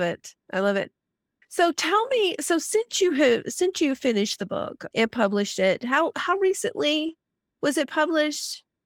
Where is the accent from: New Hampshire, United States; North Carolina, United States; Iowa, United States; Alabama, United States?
Alabama, United States; I grew up in Alabama